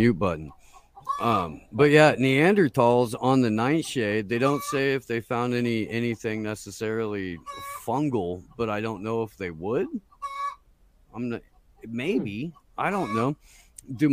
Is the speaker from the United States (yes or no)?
yes; Anderson, Indiana, United States; my hometown of Anderson, Indiana